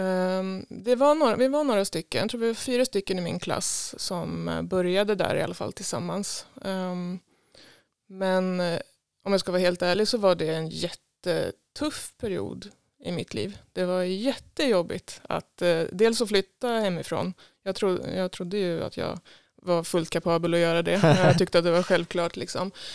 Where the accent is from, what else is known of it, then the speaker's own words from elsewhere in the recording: Tidaholm, Västra Götaland, Sweden; moved away as an adult; now in Stockholm, Sweden; jag är född här i Tidaholm ehm, och bodde på Enebacken ehm, egentligen ända tills jag började på gymnasiet